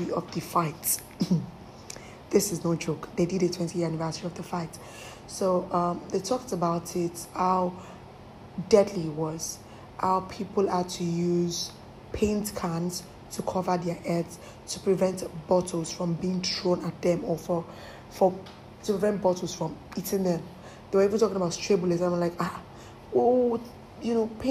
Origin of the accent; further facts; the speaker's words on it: Lagos, Nigeria; I come from Mushi